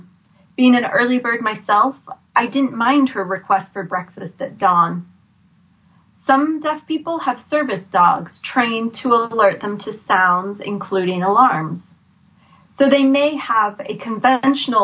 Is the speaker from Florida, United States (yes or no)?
yes; Florida, United States; moved away; I grew up in Florida